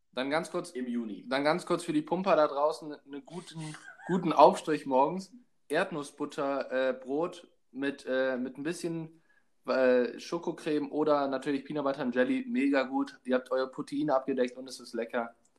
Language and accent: German; Hamburg, Germany; ich komme aus Hamburg